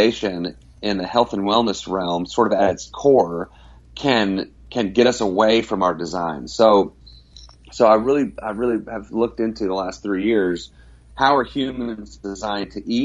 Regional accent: Dallas, Texas, United States; now in Abilene, United States; I grew up in the North Dallas area

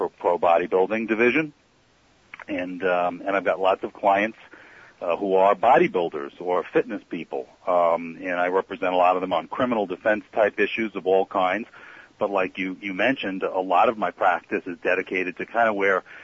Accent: Long Island and Queens, New York, United States; I was a kid growing up on Long Island and in Queens

